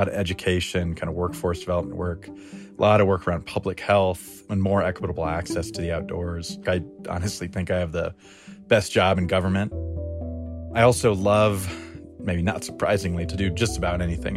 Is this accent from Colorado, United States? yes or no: yes; Crestone, Colorado, United States; now in Denver, United States; I grew up in Crestone, Colorado